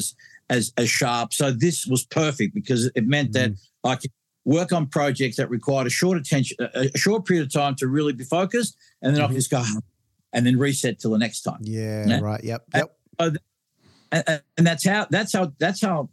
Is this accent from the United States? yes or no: no; Australia; I'm from Australia